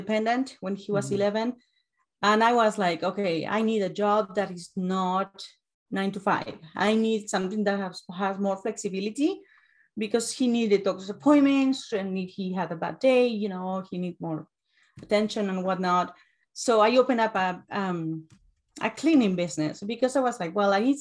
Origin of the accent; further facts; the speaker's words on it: Uruguay; English is a second language; moved away as an adult; now in United States; I'm from Uruguay. I have an accent